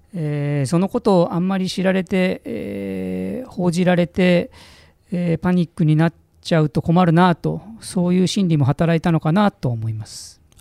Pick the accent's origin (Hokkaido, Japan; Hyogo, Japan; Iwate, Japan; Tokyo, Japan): Tokyo, Japan; Mitaka; 私も多摩の三鷹というところの出身